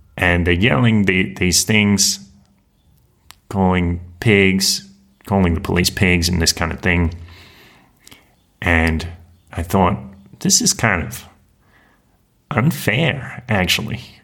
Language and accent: English; Australia; moved away; that Australian who is deported from Mexico